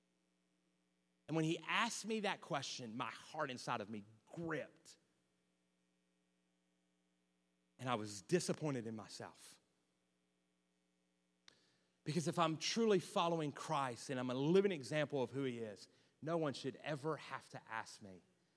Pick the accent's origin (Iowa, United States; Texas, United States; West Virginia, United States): West Virginia, United States; Beckley; growing up in the Beckley Church of God